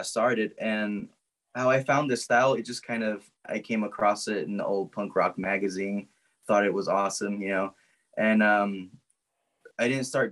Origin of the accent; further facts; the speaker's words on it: Zuni, New Mexico, United States; I'm from Zuni.